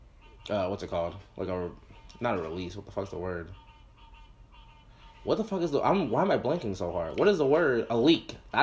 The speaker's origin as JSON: {"language": "English", "region": "Florida", "country": "United States", "tie": "born or raised there", "said": "growing up, no one around me cared about … because I grew up in Florida."}